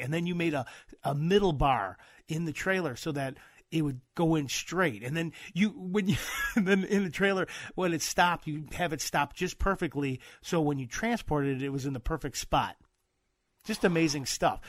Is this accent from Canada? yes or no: no; Midwest, United States; I'm from the Midwest